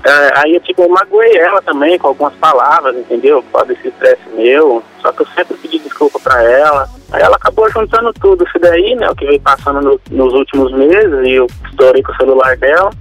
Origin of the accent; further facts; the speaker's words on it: Loanda, Paraná, Brazil; Eu sou de Luanda, Paraná